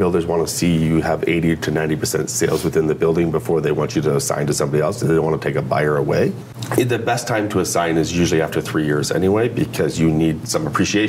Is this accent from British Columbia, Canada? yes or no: no; Burlington, Ontario, Canada; now in Oakville, Canada; Recently moved to Oakville, but I grew up in Burlington, so I know the area quite well.